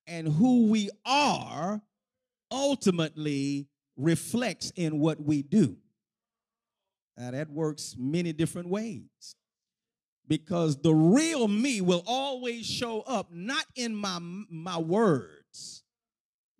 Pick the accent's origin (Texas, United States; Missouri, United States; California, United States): Texas, United States; Houston; when I was a kid growing up in the Pure Light Missionary Baptist Church of the Fifth Ward section of Houston, Texas